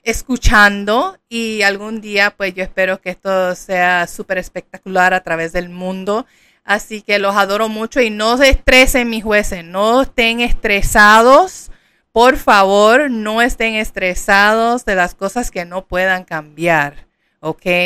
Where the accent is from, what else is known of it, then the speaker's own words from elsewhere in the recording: Puerto Rico; yo soy puertorriqueña, en Puerto Rico, bougie significa come mierda.